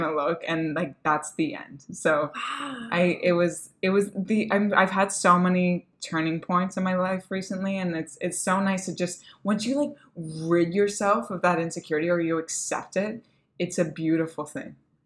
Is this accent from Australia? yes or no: no; Canada